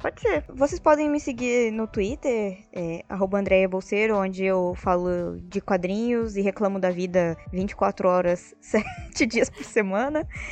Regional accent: Francisco Morato, São Paulo, Brazil; also born or lived in Rio de Janeiro; De Morato

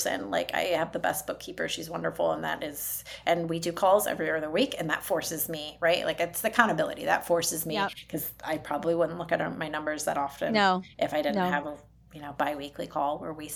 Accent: Detroit, Michigan, United States; now in Indianapolis, United States; I'm originally from the Detroit area

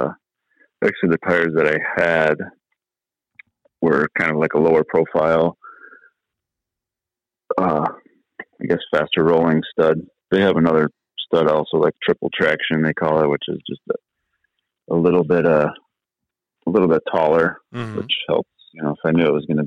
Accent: Illinois, United States; I'm from Illinois.

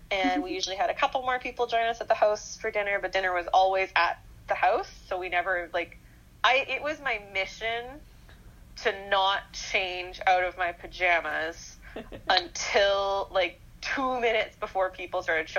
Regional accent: Winnipeg, Manitoba, Canada; now in Vancouver, Canada; when I came home from Vancouver for my first Christmas back in Winnipeg

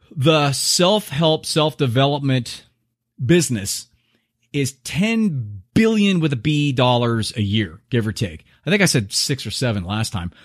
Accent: United States

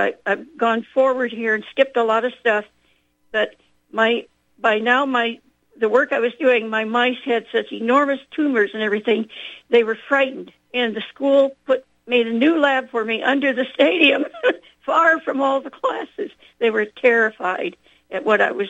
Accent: South Bend, Indiana, United States; I was born in South Bend, Indiana

